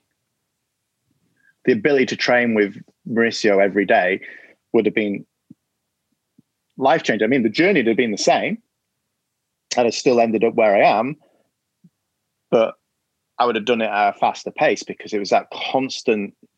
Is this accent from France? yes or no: no; England, United Kingdom; being an Englishman